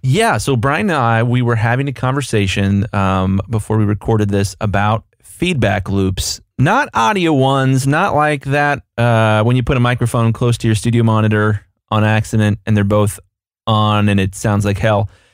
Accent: United States; I'm an American here

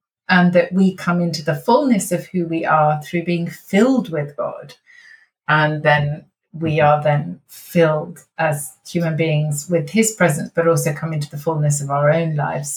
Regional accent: United Kingdom; we are British after all

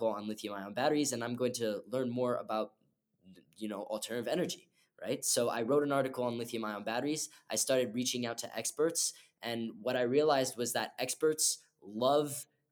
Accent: Montreal, Quebec, Canada; I'm from Montreal

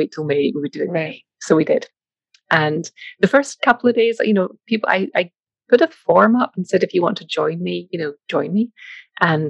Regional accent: Scotland, United Kingdom; moved away; As you may or may not be able to hear from the accent, I'm from Scotland, grew up there

